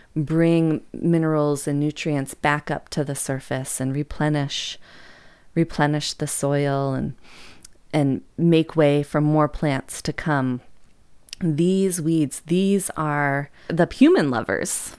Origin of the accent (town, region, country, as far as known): United States